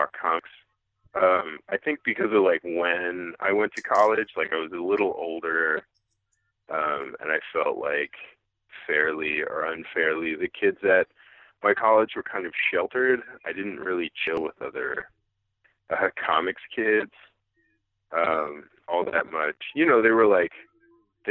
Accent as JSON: {"language": "English", "region": "Western Massachusetts", "country": "United States", "tie": "born or raised there", "moved": "as an adult", "said": "where I grew up in Western Massachusetts"}